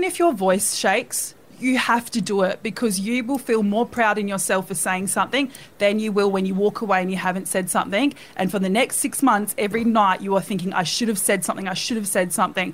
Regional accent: Perth, Western Australia, Australia; moved away; also born or lived in Sydney; I grew up in Scarborough Beach in Perth.

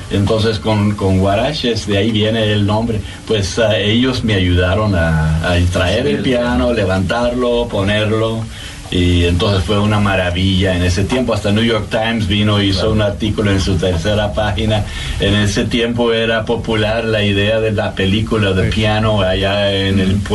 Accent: Austria; moved away as an adult; Sí, yo vine ahí como musicólogo desde Austria en el año 80 para escribir la música para la biblioteca en Viena de la universidad

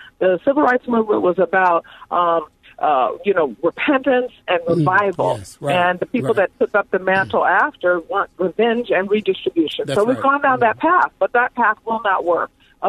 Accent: California, United States; I'm a Californian

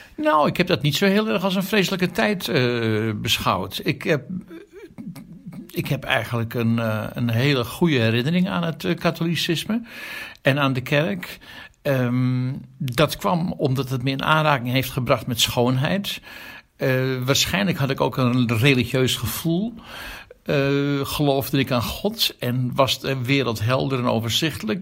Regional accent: Amsterdam, North Holland, Netherlands; ik ben geboren in een dorp, katholiek Amsterdam Zuid, jaren 50. Daar ben ik opgegroeid

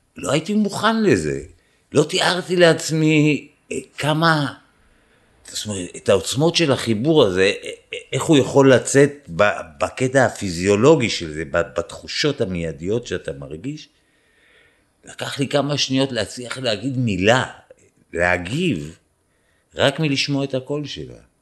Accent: Israel; moved away; אני מישראל, אה, יהודי

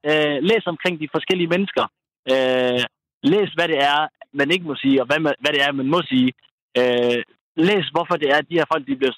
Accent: Somalia; now in Denmark; jeg kommer fra Somalia, jeg har boet i Danmark i så og så mange år, ja, vi spiser ris og bananer, øh, og der er sikkert mange, der griner derude, fordi vi somalier kan godt lide ris og bananer

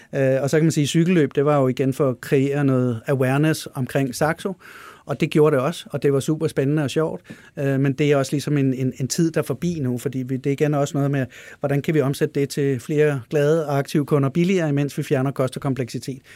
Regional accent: Denmark; jeg er dansker

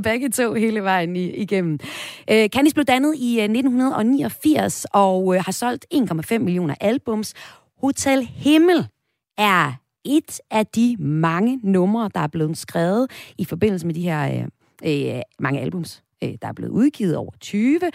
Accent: Vesthimmerland Municipality, North Denmark Region, Denmark; min hjemstavn, hjemstavn fra Vesthimmerlands Kommune, hvor jeg kommer fra, og fra Suldrup Byfest

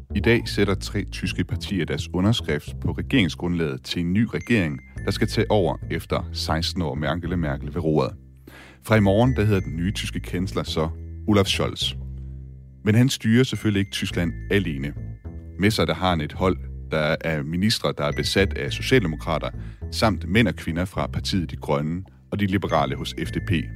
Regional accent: Denmark; som dansker

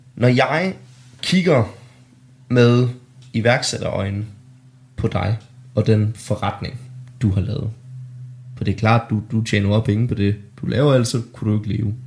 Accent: Denmark; born or raised there

